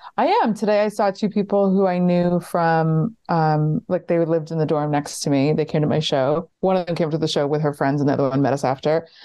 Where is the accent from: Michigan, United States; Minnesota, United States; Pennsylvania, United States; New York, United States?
New York, United States; White Plains; moved away; I grew up in White Plains and I always knew that I didn't want to be in New York.